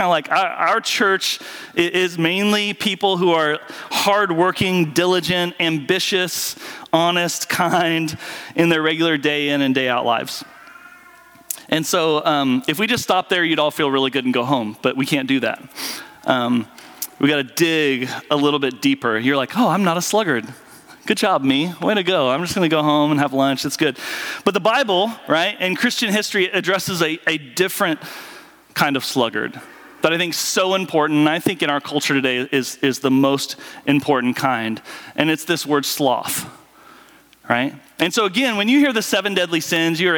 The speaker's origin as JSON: {"language": "English", "region": "Southwest Kansas", "country": "United States", "tie": "born or raised there", "said": "I grew up in Southwest Kansas around farmers"}